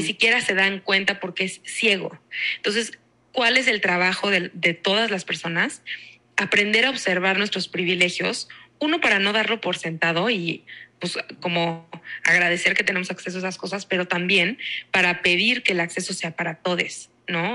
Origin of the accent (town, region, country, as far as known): Mexico